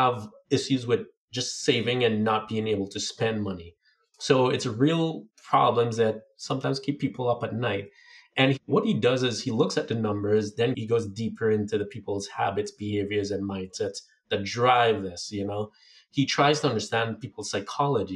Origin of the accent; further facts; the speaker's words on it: Trinidad & Tobago; moved away; growing up in Trinidad